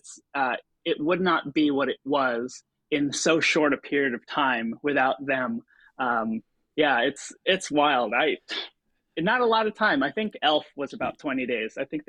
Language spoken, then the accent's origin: English; New Milford, New Jersey, United States; also born or lived in Philippines; She lived in Ridgewood and I lived in New Milford.